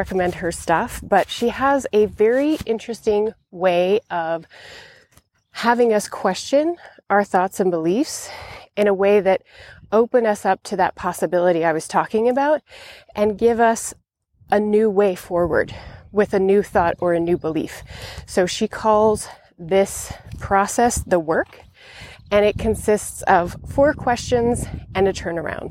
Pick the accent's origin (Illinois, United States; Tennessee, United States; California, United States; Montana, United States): Montana, United States; moved away; I've traveled to my home state of Montana in the United States